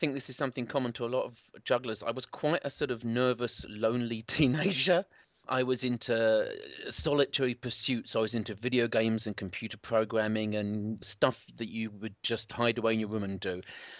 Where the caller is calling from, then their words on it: Southend, East of England, United Kingdom; I'm calling in from Southend, which is about an hour outside of London on the beach.